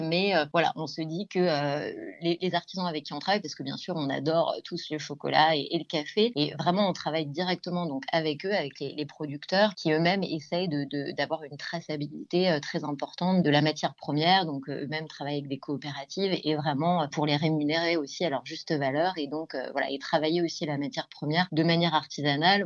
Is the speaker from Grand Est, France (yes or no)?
no; Val-d'Oise, Île-de-France, France; je viens d'Île-de-France, euh, du, du, 95